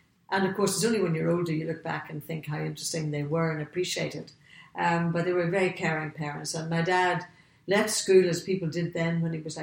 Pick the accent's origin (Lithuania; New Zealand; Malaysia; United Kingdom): United Kingdom; Portadown, Northern Ireland; moved away as an adult; I come from the north of Ireland, a place called Portadown, which is right smack in the middle of Northern Ireland